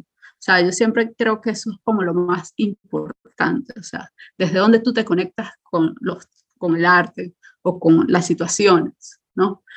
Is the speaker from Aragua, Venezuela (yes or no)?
no; Caracas, Capital District, Venezuela; moved away as an adult; now in Berlin, Germany; yo crecí en Caracas, estudié en colegio público